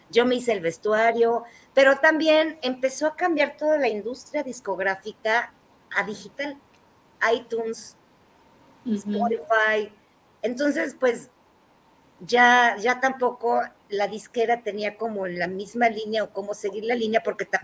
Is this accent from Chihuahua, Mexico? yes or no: no; Mexico City, Mexico; Y toda mi familia es del norte, pero pues te digo que yo crecí aquí, entonces soy más chilanga que nadie.